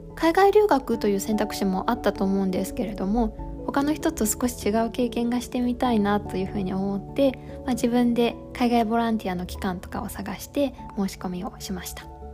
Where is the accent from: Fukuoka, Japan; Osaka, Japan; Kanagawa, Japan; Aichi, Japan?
Fukuoka, Japan; moved away as an adult; now in Canada; 出身は福岡です